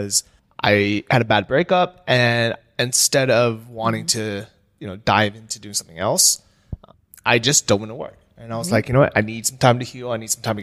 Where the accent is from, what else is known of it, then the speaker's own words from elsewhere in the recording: California, United States; we lived in California, everybody was Asian. Like my school was like more than half Asian